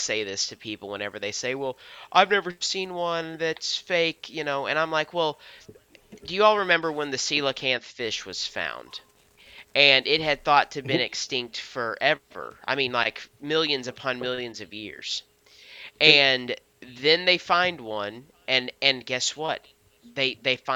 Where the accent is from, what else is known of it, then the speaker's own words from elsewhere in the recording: Missouri, United States; We're from Missouri